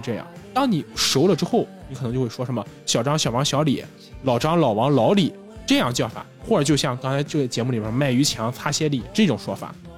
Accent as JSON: {"language": "Chinese", "region": "northern China", "country": "China", "said": "我们俩作为北方人，现在我们家族可能我们也有亲戚"}